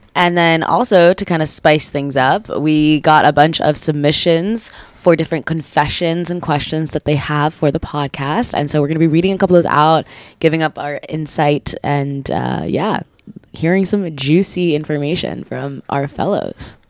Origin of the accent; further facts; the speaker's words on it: Israel; I'm I'm originally from Israel. Like I was born here and I grew up speaking Hebrew most of my life.